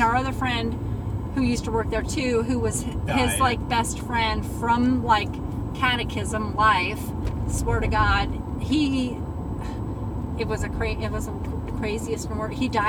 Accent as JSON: {"language": "English", "town": "Burns", "region": "Oregon", "country": "United States", "said": "And I'm from Burns."}